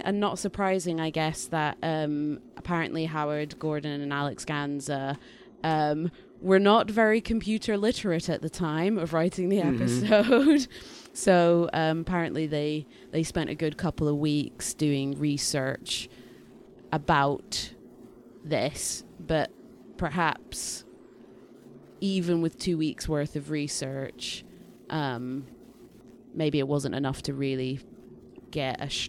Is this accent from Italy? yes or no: no; United Kingdom; accent: Scottish-English; Google Assistant and other voice things like that used to really struggle with my accent, and, you know, I've just got weird Scottish-English accent thing going on.